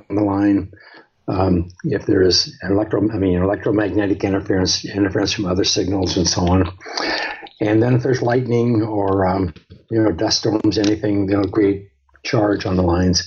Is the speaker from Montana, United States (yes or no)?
yes; Montana, United States; I grew up in Montana, which is one of the northernmost states in the United States